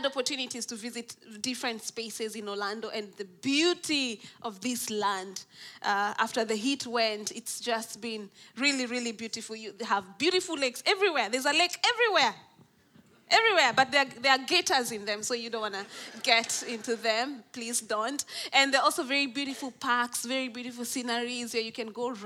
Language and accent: English; Nairobi, Kenya; I'm from Nairobi in Kenya, in East Africa.